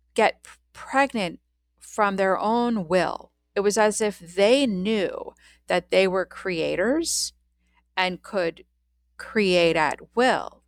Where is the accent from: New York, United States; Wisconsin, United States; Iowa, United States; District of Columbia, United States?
District of Columbia, United States; Washington; I was born in Washington, D C in nineteen seventy-one, and I grew up